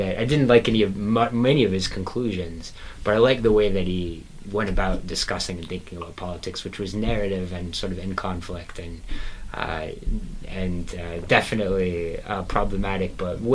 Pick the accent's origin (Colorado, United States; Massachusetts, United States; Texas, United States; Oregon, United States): Texas, United States; now in New York, United States; I'm from Texas